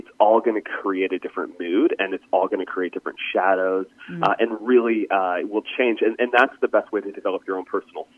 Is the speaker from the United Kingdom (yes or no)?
no; east coast of Canada, Atlantic Canada, Canada; I grew up in Canada, on the east coast of Canada, and we grew up basically about 20 minutes away from the ocean